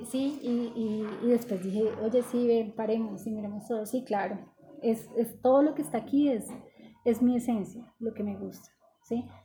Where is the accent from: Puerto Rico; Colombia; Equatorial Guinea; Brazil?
Colombia; Tolima; now in Bogotá, Colombia; Eh, del Tolima.